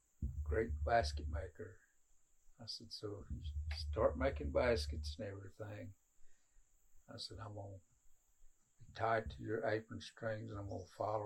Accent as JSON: {"language": "English", "town": "Cherokee", "region": "North Carolina", "country": "United States", "tie": "born or raised there", "also_born_or_lived": "Birdtown", "said": "I was born at the hospital at Cherokee, just like Louise there. I've lived here in Birdtown after we got married."}